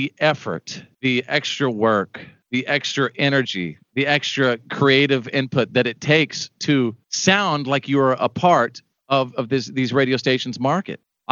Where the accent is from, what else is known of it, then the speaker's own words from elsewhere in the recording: Wichita Falls, Texas, United States; I grew up in Wichita Falls, Texas